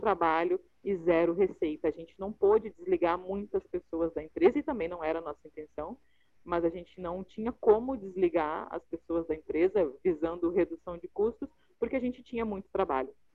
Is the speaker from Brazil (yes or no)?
yes; Rio Grande do Sul, Brazil; also born or lived in Curitiba; now in Rio de Janeiro, Brazil; eu sou gaúcha, sou empresária, moro no Rio, já morei em Curitiba, moro no Rio hoje